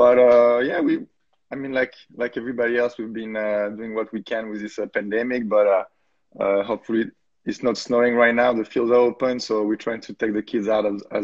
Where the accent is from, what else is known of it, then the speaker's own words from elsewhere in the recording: small village near Lille, Hauts-de-France, France; moved away as an adult; also born or lived in Valenciennes; now in New York, United States; I was born in France and started playing in the north in a small village near Lille